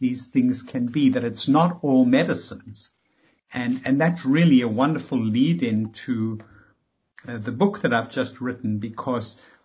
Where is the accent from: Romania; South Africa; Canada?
South Africa; moved away as an adult; now in United States; I came from South Africa